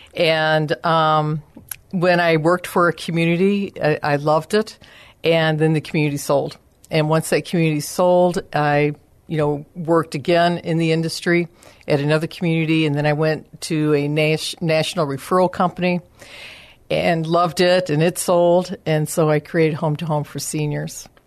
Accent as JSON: {"language": "English", "town": "Chicago", "region": "Illinois", "country": "United States", "moved": "as an adult", "lives_now": "San Antonio, United States", "said": "I'm originally from the Chicago area. And um, when I came to San Antonio, I decided I was ready for a career change"}